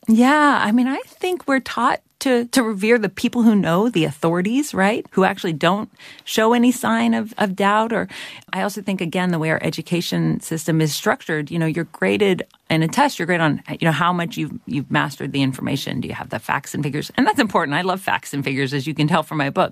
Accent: Georgia, United States; where I grew up in Ex-, Georgia

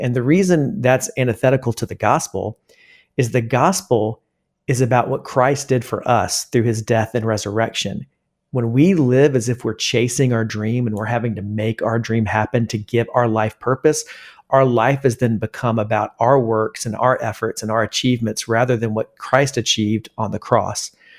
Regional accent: Columbia, South Carolina, United States; moved away as an adult; also born or lived in Greenville, South Carolina; now in Charlotte, United States; I grew up in Columbia, South Carolina, spent there, spent all of my life in South Carolina until I moved to Charlotte for Elevation Church.

